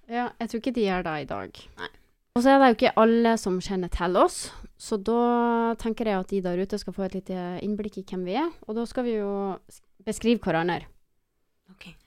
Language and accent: Norwegian; Mosjøen, Nordland, Norway; moved away; vi er oppvokst i Mosjøen